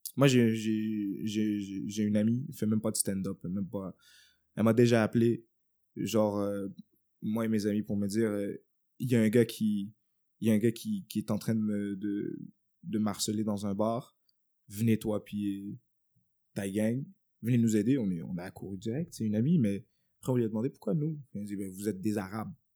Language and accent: French; Montreal, Quebec, Canada; j'ai grandi à Montréal-Nord et tout, euh, un hood